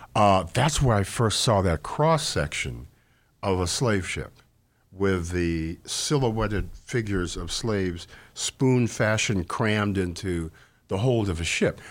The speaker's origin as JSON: {"language": "English", "town": "Evanston", "region": "Illinois", "country": "United States", "tie": "born or raised there", "said": "I grew up in Evanston in the fifties, and, uh, the sixties"}